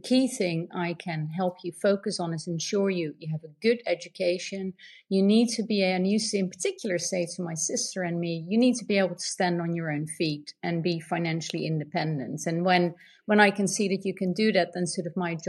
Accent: Netherlands; I grew up in the Netherlands.

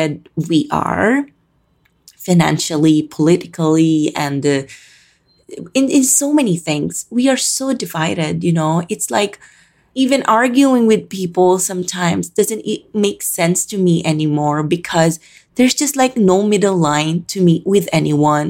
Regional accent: Calabarzon, Philippines; moved away as an adult; now in Manila, Philippines; I was born and raised in the Philippines

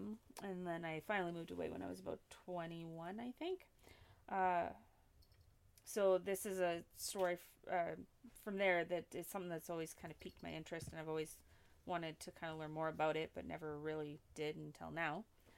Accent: Valleyview, Alberta, Canada; born or raised there; moved away

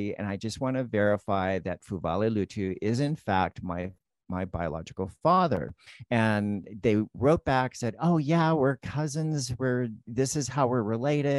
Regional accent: El Cajon, California, United States; where I grew up in El Cajon, it was, you know, predominantly Caucasian

